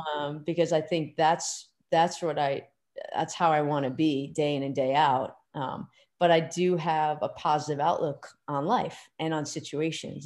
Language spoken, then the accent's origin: English; Pelham, New York, United States; I grew up in Pelham, New York, which is just outside of Manhattan